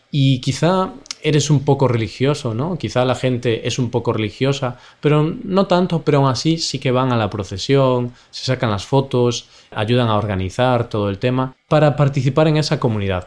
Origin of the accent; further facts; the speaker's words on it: Spain; somos españoles